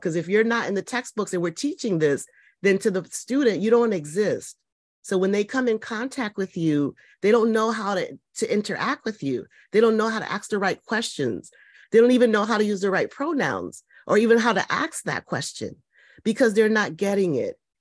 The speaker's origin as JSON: {"language": "English", "region": "Connecticut", "country": "United States", "tie": "born or raised there", "said": "I'm from Connecticut, kind of pretty much born and raised here."}